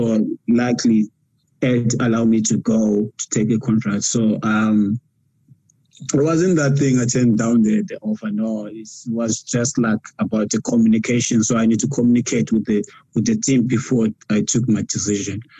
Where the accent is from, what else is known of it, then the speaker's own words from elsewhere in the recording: South Africa; now in Japan; It's, it's tough for us as South African players, you know.